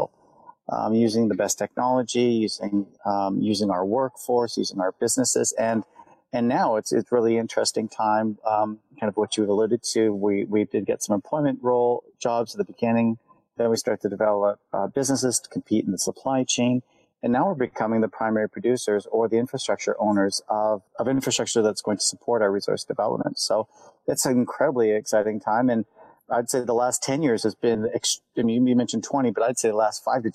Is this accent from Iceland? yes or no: no; Northern Ontario, Canada; growing up in Northern Ontario and watching logging trucks go by my community